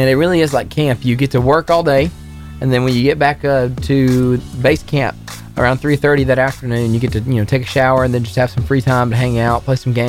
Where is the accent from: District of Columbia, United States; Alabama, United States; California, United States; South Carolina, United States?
Alabama, United States; Guntersville; I grew up in Gunnersville.